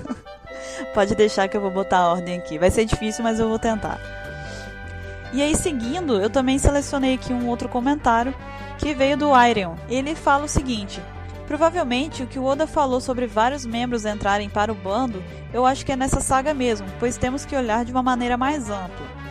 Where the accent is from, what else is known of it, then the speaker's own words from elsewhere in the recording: Espírito Santo, Brazil; eu sou do Espírito Santo, sou capixaba